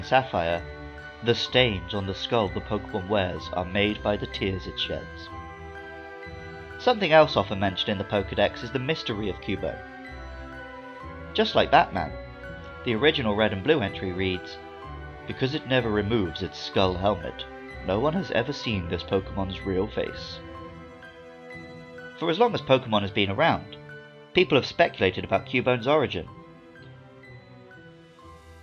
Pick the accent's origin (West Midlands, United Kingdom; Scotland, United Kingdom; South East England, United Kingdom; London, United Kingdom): London, United Kingdom; I was born in London